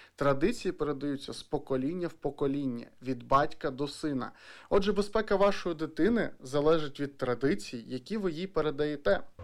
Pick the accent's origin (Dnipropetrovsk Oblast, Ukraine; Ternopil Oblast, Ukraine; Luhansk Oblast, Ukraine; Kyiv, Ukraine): Dnipropetrovsk Oblast, Ukraine; Dnipro; я з Дніпра, а Дніпро завжди був великим футбольним містом.